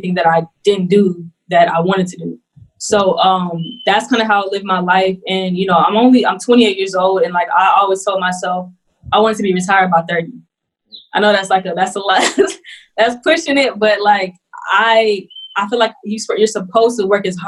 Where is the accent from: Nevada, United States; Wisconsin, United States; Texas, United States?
Texas, United States; Houston; also born or lived in Greenville, South Carolina; I was born in Greenville, South Carolina. I moved to Houston, Texas when I was two, and that's where I was raised